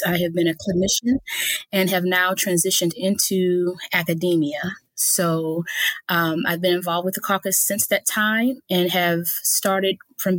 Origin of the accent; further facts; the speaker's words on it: Mississippi, United States; now in Texas, United States; I hail from Mississippi, but currently live in Texas.